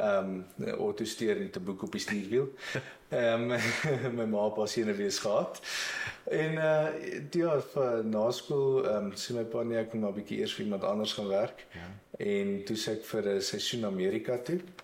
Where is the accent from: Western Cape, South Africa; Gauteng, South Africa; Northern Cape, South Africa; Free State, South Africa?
Free State, South Africa; Marquard; also born or lived in United States; ek het ek het in die dorp groot geword